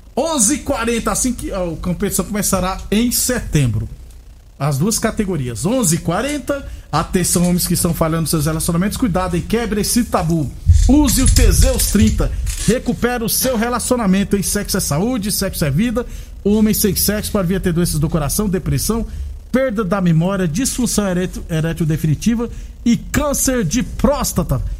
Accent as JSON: {"language": "Portuguese", "town": "Jucurutu", "region": "Rio Grande do Norte", "country": "Brazil", "moved": "yes", "said": "eu sou de Jucurutu, no Rio Grande do Norte."}